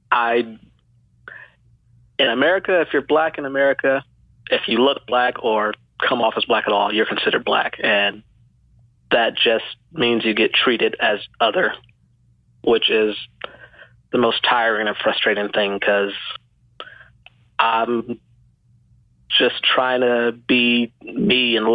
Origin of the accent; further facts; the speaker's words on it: Georgia, United States; born there; also born or lived in the South; I'm a military brat, so I grew up in the South and then a bunch of other places. I was born in the South, though. Yeah, born in Georgia.